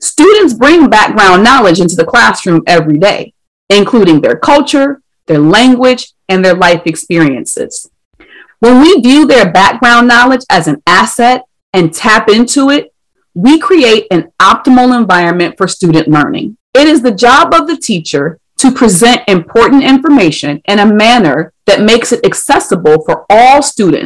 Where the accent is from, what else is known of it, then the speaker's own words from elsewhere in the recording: Ohio, United States; my home state of Ohio